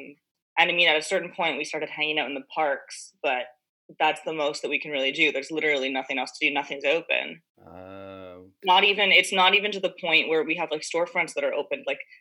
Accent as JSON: {"language": "English", "town": "Montreal", "region": "Quebec", "country": "Canada", "said": "I'm from Montreal."}